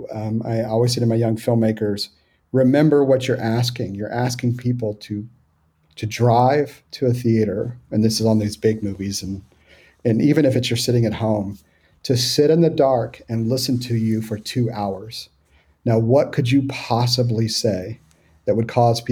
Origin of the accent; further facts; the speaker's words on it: Houston, Texas, United States; also born or lived in Hill Country, Texas; I grew up in Houston